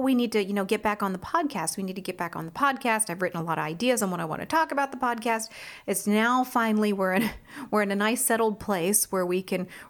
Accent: Washington, United States; And, you know, I grew up in Washington. Like I said, my family's here.

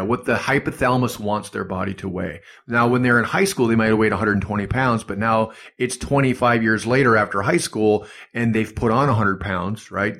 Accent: Superior, Wisconsin, United States; moved away; also born or lived in Duluth, Minnesota; originally from Superior, Wisconsin, but Duluth, Minnesota is right across

